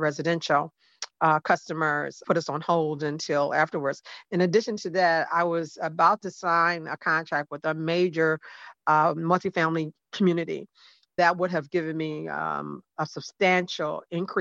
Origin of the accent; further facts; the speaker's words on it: Detroit, Michigan, United States; moved away as an adult; now in Fort Lauderdale, United States; I'm from Detroit, Michigan. I've lived in Florida for the last 20 years